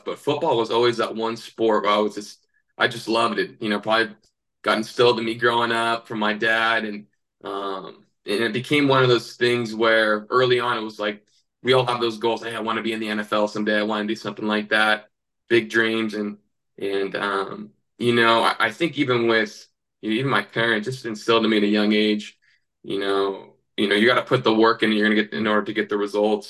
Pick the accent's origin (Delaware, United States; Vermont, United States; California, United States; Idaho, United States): California, United States; Northern; moved away as an adult; also born or lived in Montana; We grew up in Northern California.